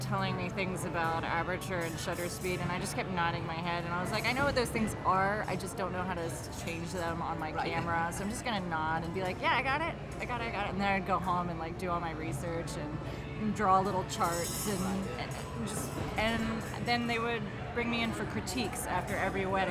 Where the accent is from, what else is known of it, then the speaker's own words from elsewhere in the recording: Charlotte, North Carolina, United States; also born or lived in New Jersey / New York City / Chapel Hill; I grew up in Charlotte. I was born in New Jersey, but we're transplanted Yankees in Charlotte, and went to middle school and high school here